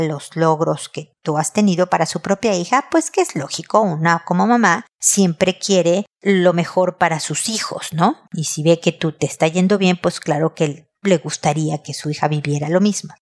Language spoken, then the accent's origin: Spanish; Mexico; moved away as an adult; also born or lived in United States; viviendo en México todavía, este de donde soy yo